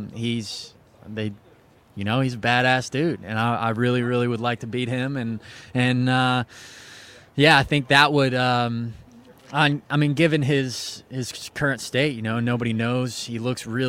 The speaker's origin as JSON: {"language": "English", "region": "Ohio", "country": "United States", "said": "I'm just an Ohio boy"}